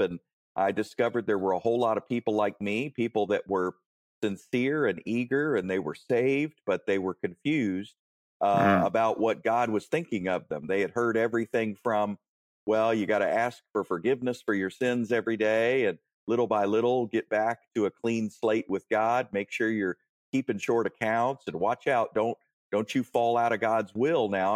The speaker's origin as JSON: {"language": "English", "town": "Warrenton", "region": "Virginia", "country": "United States", "tie": "born or raised there", "said": "I grew up in Warrenton, Virginia, near near Manassas, uh, Gainesville, that that sort of area"}